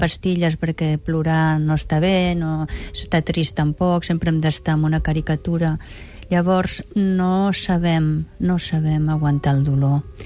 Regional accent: Catalonia, Spain

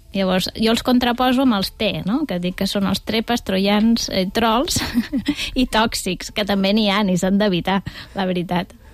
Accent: Torredembarra, Catalonia, Spain; des del meu poble, des de Torre d'Embarra.

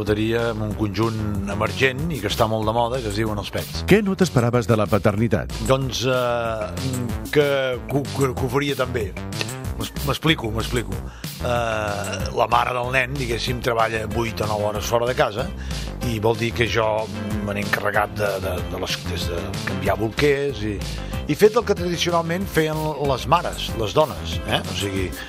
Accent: Constantí, Catalonia, Spain; sóc fill de Constantí

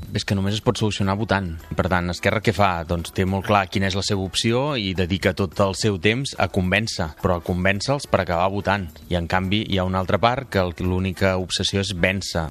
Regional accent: Palafrugell, Catalonia, Spain; a presentar-me a les municipals del meu poble i acabar siguent alcalde de, de Palafrugell

